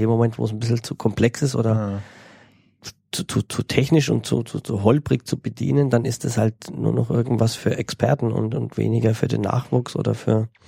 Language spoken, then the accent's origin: German; Bavaria, Germany; aus äh, meiner Heimat in ah, Franke ah, ah, quasi.